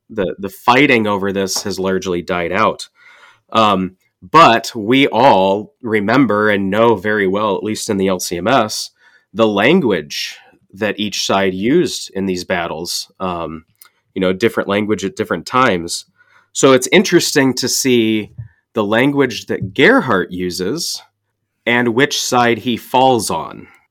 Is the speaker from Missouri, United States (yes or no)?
yes; St. Louis, Missouri, United States; I grew up in Saint Louis